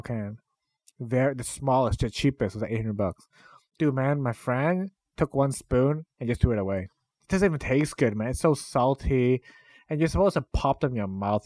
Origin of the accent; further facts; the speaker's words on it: Canada; I grew up in Canada